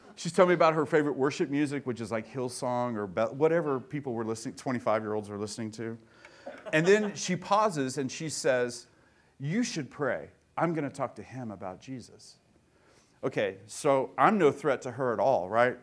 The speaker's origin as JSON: {"language": "English", "town": "Tulsa", "region": "Oklahoma", "country": "United States", "tie": "born or raised there", "said": "I grew up in Tulsa"}